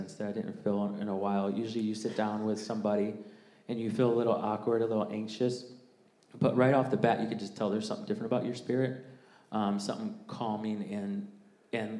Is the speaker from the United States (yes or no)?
yes; Jacksonville, United States; I grew up in Jacksonville as well. I've been here since sixth grade